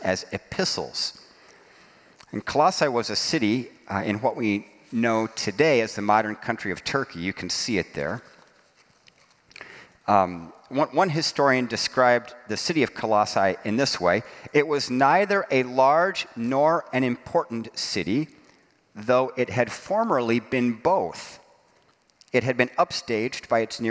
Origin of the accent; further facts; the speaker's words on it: Dayton, Ohio, Fort Wayne, Indiana, Midwest, United States; I'm from Dayton, Ohio, Fort Wayne, Indiana